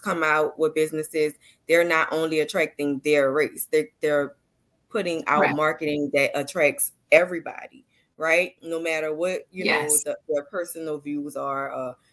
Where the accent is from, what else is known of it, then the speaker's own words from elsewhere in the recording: New Orleans, Louisiana, United States; as a child, I'm from New Orleans